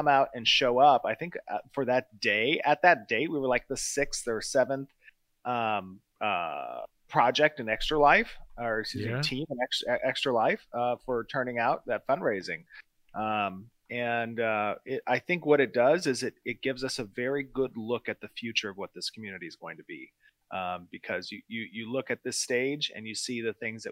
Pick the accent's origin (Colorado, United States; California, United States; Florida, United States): California, United States; as a Californian